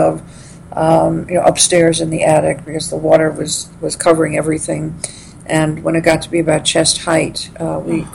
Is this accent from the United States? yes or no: yes; New York City, New York, United States; I grew up in Brooklyn